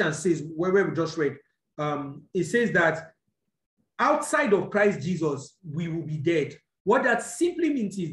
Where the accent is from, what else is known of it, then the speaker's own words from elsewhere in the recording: Nigeria; I'm a Nigerian because I was born here